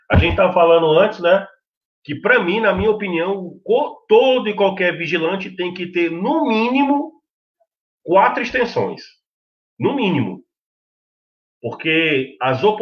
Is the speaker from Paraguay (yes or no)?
no; Portugal; now in Brazil; Eu, sendo português, eu como português, eu não sou cidadão brasileiro, eu, sendo português, indo para o Brasil, para eu exercer a profissão de vigilante